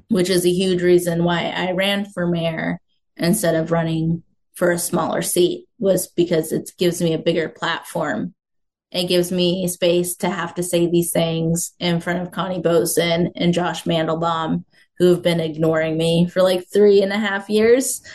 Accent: Mason City, Iowa, United States; now in Des Moines, United States; my hometown of Mason City, Iowa

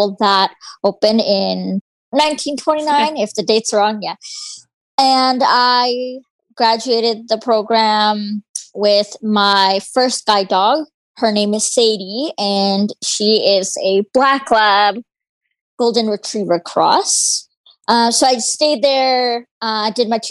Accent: Aldergrove, British Columbia, Canada; I am from Aldergrove, British Columbia. It's a small town, part of the Fraser Valley.

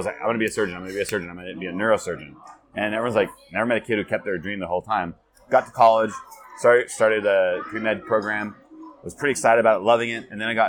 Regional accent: California, United States; now in Asia; California, Northern California.

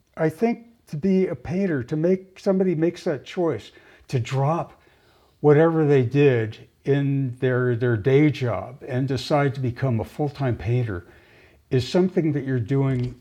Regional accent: Los Angeles, California, United States; moved away as an adult; also born or lived in Palo Alto, California; now in Pacific Northwest, United States; I grew up in Los Angeles, in the San Fernando Valley

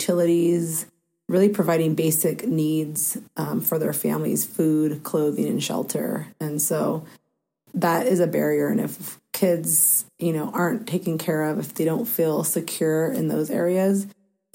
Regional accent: Mount Vernon, Washington, United States; also born or lived in California; I actually was born and raised in my youth years in California, moved to Washington State in third grade, and then to Mount Vernon when I was in sixth grade. So I say I was raised here in Mount Vernon in Skagit County

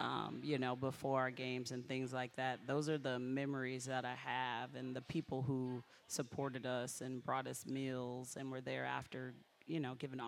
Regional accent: Colorado, United States; moved away as an adult; also born or lived in Baton Rouge, Louisiana; I'm from Colorado

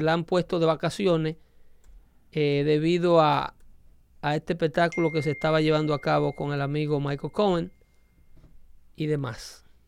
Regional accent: Dominican Republic; yo como dominicano

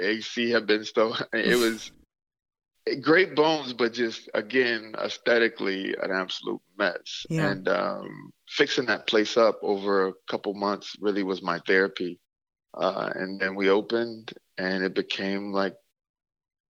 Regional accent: Mississippi, United States; now in Minneapolis, United States; growing up in Mississippi

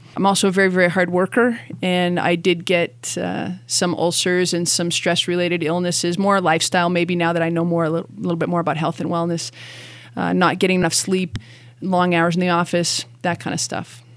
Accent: Canada; moved away as an adult; now in Boulder, United States; I was raised in Canada

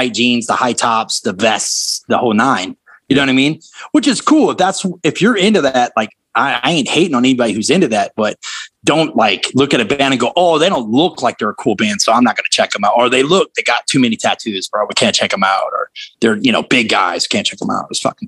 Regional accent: the South, United States; I mean, I grew up in the South with that band, so I loved them.

